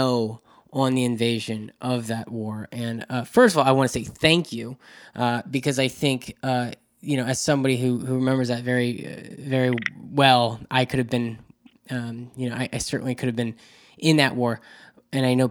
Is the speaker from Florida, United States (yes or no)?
yes; Jacksonville, Florida, United States; I grew up in Jacksonville, Florida, where it's a big military town